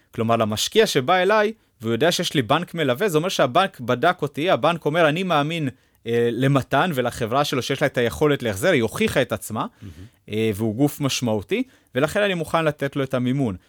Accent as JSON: {"language": "Hebrew", "country": "Israel", "said": "אנחנו תמיד כישראלים"}